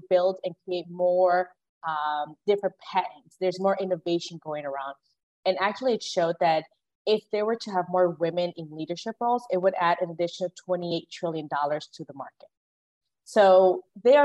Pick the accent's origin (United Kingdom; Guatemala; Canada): Guatemala; moved away; I was born in Guatemala, and I'm the first one in my family to graduate from high school